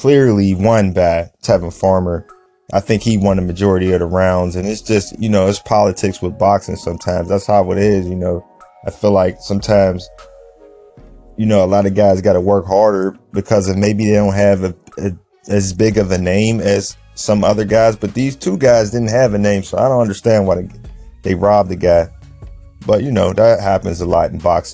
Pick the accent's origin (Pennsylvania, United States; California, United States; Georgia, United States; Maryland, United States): Pennsylvania, United States; Pittsburgh; I'm from Pittsburgh